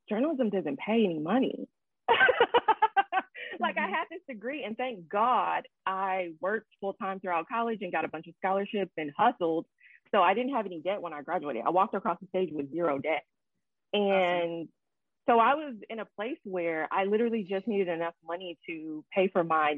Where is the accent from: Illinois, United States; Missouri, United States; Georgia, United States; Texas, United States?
Illinois, United States; Markham; I'm from Chicago, right outside of Chicago, actually, a place called Markham, Illinois